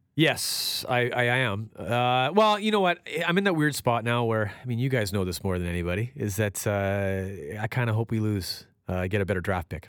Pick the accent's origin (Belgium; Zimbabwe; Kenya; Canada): Canada; as a Canadian going down there to Nashville